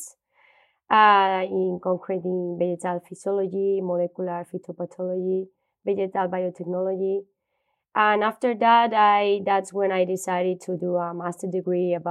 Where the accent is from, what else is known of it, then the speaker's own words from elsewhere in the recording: Valladolid, Castile and León, Spain; I grew up in Valladolid, that is a city from Spain, more in the north from Madrid